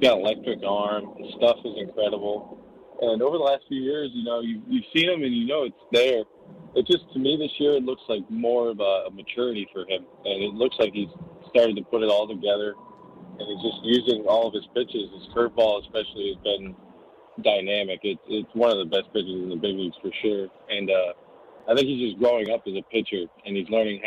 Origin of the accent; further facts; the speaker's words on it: New York, United States; growing up in New York